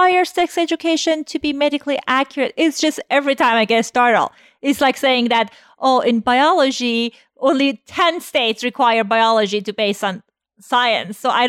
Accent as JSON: {"language": "English", "country": "Iran", "tie": "born or raised there", "moved": "yes", "said": "I'm Iranian and I grew up in Iran"}